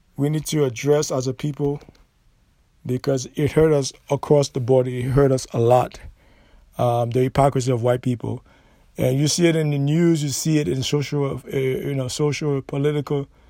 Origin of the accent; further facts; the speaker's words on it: United States; We're not from Africa. We're not African. We are American